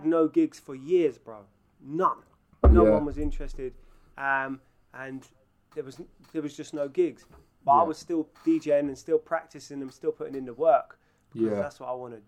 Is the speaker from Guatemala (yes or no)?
no; London, United Kingdom; moved away; I was brought up in Northwest London